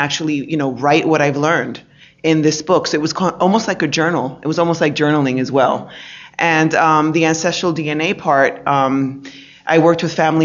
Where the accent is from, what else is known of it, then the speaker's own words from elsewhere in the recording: New York City, New York, United States; also born or lived in Dominican Republic; I grew up in New York City, Dominican Republic, back in New York City